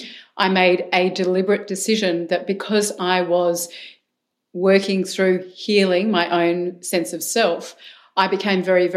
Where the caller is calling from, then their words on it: Melbourne, Victoria, Australia; From Melbourne, Australia. So I'm in your future, Mark.